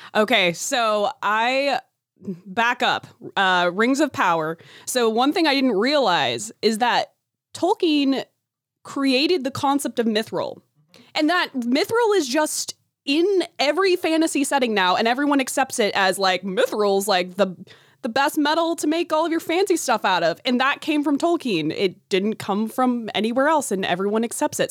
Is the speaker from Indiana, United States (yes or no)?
no; Chickasha, Oklahoma, United States; The theater in my hometown was like a barn in the middle of nowhere